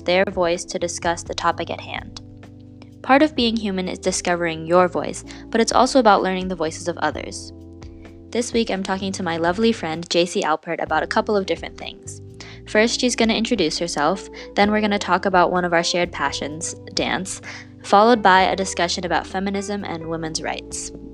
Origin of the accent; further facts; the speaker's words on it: United States; I'm Chinese American.